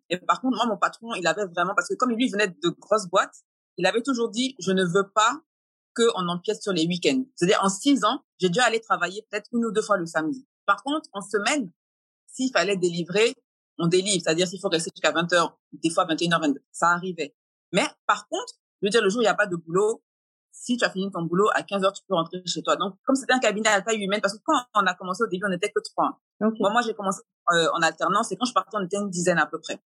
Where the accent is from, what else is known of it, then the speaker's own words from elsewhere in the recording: France; moved away; Donc je venais de l'étranger, donc je venais de France et en plus je suis métisse.